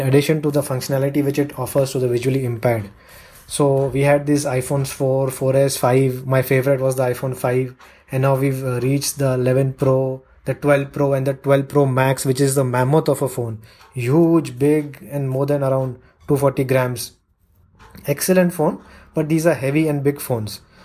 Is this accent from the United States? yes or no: no; India; I'm from India